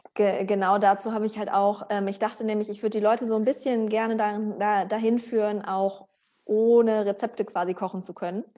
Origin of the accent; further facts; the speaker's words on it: Germany; wir sind halt alle in Deutschland groß geworden.